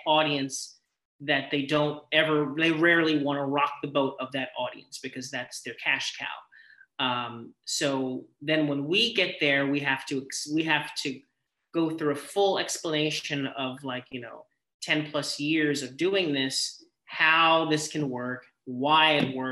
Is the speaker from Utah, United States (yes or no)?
no; Miller Place, New York, United States; moved away as an adult; also born or lived in Brooklyn, New York / Boston / Texas; I grew up in Suffolk County, in Miller Place, very small town in Long Island